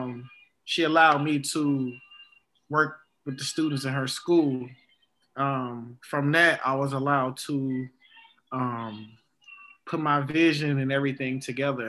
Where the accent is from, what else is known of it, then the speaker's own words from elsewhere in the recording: Chicago, Illinois, United States; growing up in Chicago